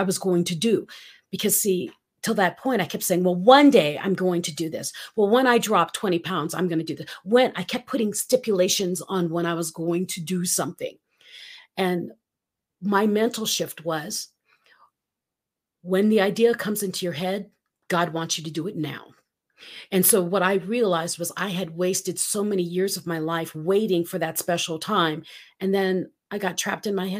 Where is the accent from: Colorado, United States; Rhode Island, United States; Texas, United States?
Colorado, United States; I'm from Colorado.